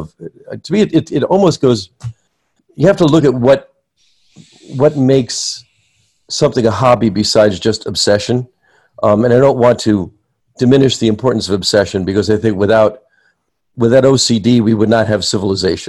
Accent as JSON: {"language": "English", "region": "New Jersey", "country": "United States", "tie": "born or raised there", "moved": "yes", "said": "I grew up near New York City in New Jersey"}